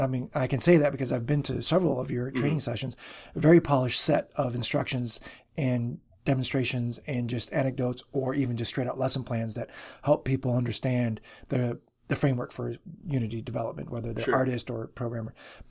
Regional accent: Chicago, Illinois, United States; So I am from the Chicago area, so I get to call dibs.

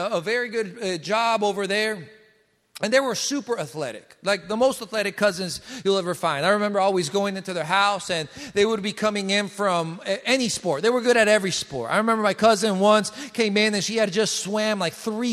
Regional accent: Colombia; now in United States; I come from Colombia. In Colombia and South America, we have no seasons. In Bogota, it's always 60s and 70s all year around

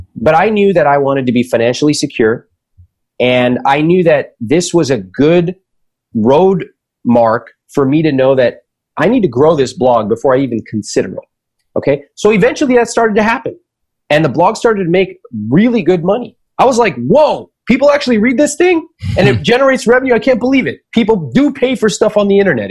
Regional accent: United States; the world that I grew up in in America

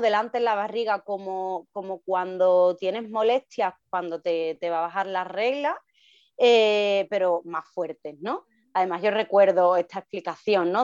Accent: Seville, Andalusia, Spain; yo soy de Sevilla y vivimos aquí en Sevilla

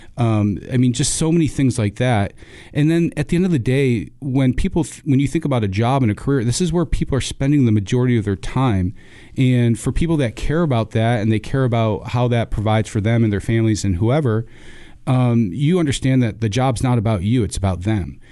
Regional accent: Rochester, New York, United States; moved away as an adult; also born or lived in Buies Creek, North Carolina; now in North Carolina, United States; born and raised in Rochester, New York. Uh, it's where I spent my first eighteen years

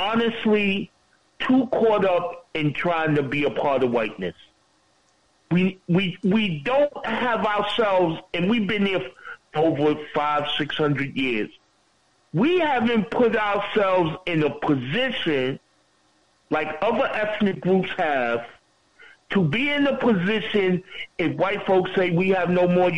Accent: New York, United States; as a New Yorker

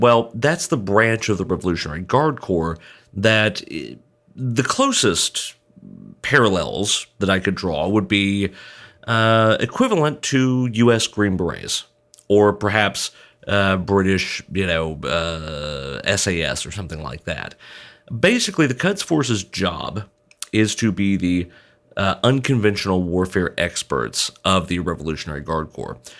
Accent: Georgia, United States; the state of Georgia, which is my home state

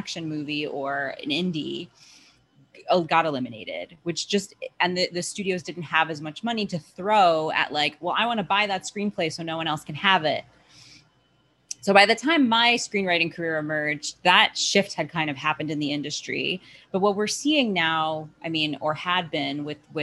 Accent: New York, United States; I'm from New York

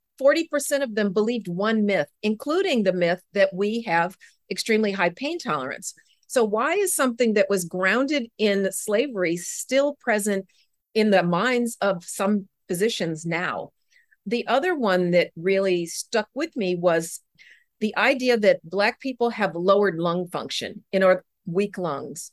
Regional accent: Denver, Colorado, United States; I grew up in Denver, the Mile High City

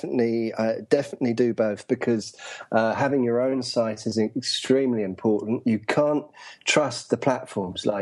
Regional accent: England, United Kingdom; moved away as an adult; also born or lived in London; now in Saigon, Vietnam; I'm from England.

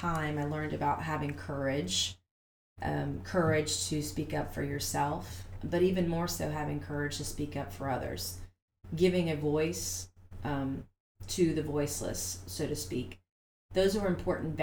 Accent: Goose Creek, South Carolina, United States; I grew up here in the Lowcountry. I'm from here. I'm from Goose Creek, actually.

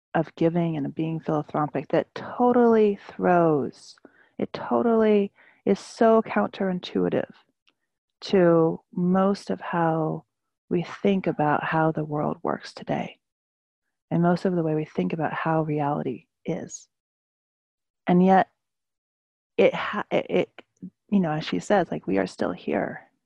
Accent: California, United States; now in New York City, United States; I normally live in New York City, um, the traditional land of uh, the Lenape people, and I was born in California

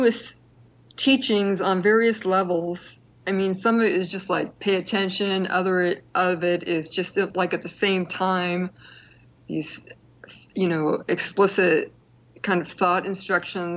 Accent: East Bay, California, United States; I grew up in the East Bay in like the late 60s through the 70s

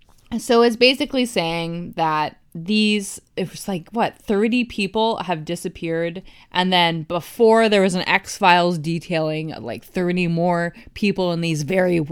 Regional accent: East Coast, United States; Well, I'm from the East Coast and I say eco.

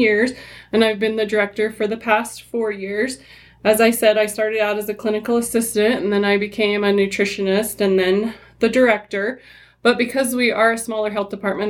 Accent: Henefer, Utah, United States; I grew up in Hennifer and I was raised there

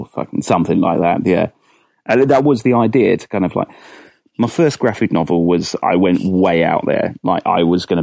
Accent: Winslow, South East England, United Kingdom; also born or lived in Hammersmith, London / Aylesbury; I was born in Hammersmith in London, and then moved down to a little village called Winslow

